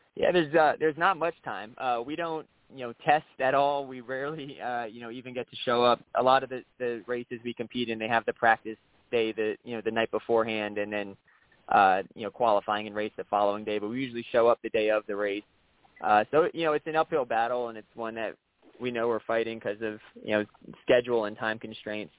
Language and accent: English; South Florida, United States; growing up in South Florida, we always had Hialeah Speedway down here, which is where I grew up